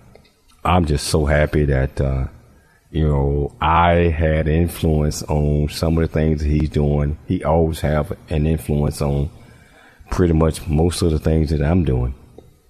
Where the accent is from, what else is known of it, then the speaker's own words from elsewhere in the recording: Chattanooga, Tennessee, United States; moved away; my hometown of Chattanooga, Tennessee.